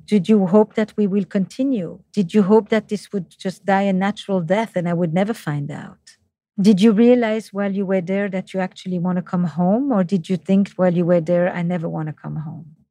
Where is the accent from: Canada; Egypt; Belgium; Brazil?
Belgium; Flemish part of Belgium, Flanders; accent: French; English is a second language; now in United States; I'm from the Flemish part of Belgium, despite my French accent in English.